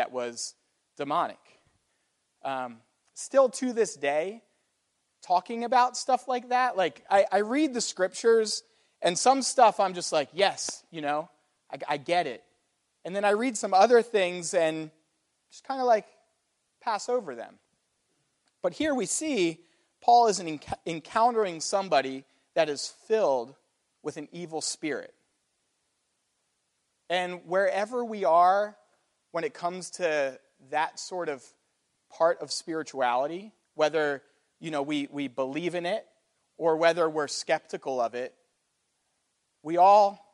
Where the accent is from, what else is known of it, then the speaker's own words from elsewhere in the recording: United States; an American with a Western mindset